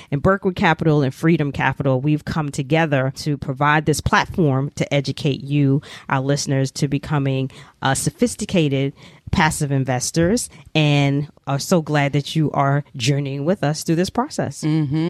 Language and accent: English; New York City, New York, United States; I'm a native New Yorker, born and raised in New York City, proud of it